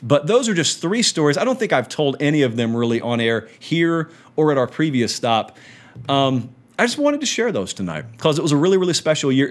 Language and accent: English; Central Georgia, United States; I'm from Central Georgia